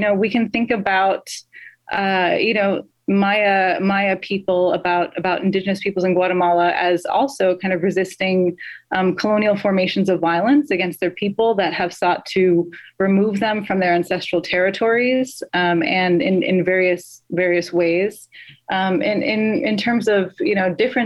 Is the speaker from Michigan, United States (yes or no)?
no; Chicago, Illinois, United States; I was born in the United States. I'm actually a Chicago native